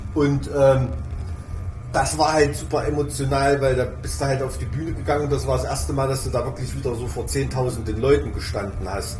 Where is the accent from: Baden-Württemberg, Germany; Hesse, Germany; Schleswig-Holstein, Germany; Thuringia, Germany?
Thuringia, Germany; bei uns in Thüringen